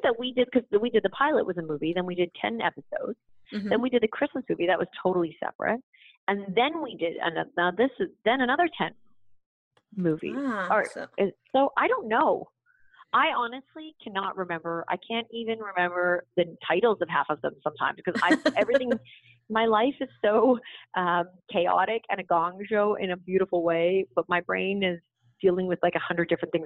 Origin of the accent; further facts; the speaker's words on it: Canada; moved away; I grew up in Canada.